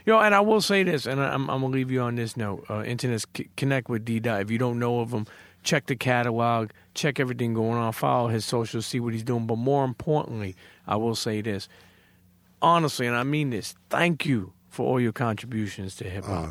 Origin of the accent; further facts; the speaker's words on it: New York City, New York, United States; I'm Italian, but I grew up in Coney Island